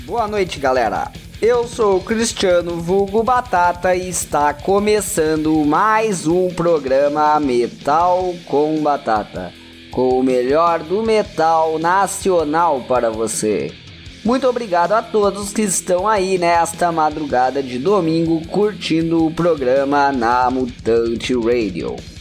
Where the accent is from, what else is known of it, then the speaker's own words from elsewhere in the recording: Gaúcho, Rio Grande do Sul, Brazil; eu que também sou gaúcho